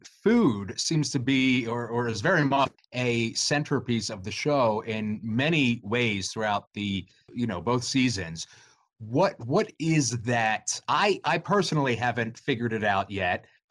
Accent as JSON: {"language": "English", "region": "Delaware", "country": "United States", "said": "I'm actually in Delaware. I'm from Delaware"}